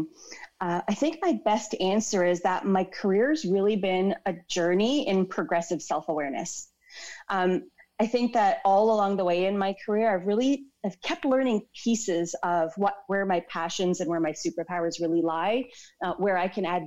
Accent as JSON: {"language": "English", "town": "Toronto", "region": "Ontario", "country": "Canada", "tie": "born or raised there", "moved": "as an adult", "lives_now": "London", "said": "I'm actually born and raised in Toronto and I just moved here to London about 5 months ago"}